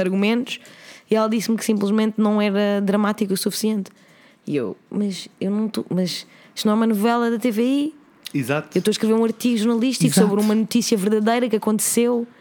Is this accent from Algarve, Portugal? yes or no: no; Oeiras, Lisbon, Portugal; eu nasci em Oeiras, eu cresci. Sim, em eu Oeiras. cresci em Oeiras também